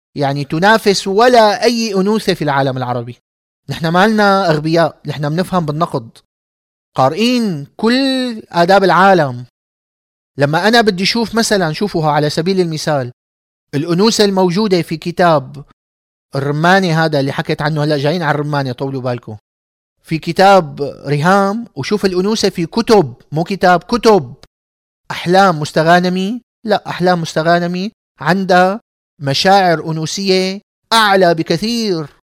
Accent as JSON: {"language": "Arabic", "town": "Damascus", "region": "Damascus Governorate", "country": "Syria", "said": "كإنسان دمشقي، من عائلة دمشقية عريقة"}